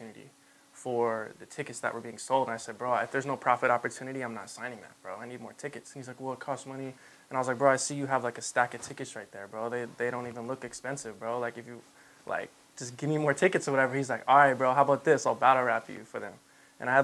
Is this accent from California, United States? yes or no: yes; Anaheim, California, United States; also born or lived in Santa Ana; Orange County, Southern California. I was born in Anaheim